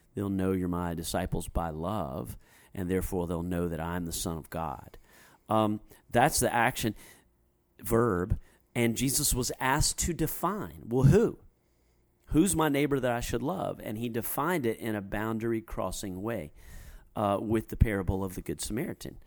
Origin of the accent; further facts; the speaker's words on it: United States; us as American Christians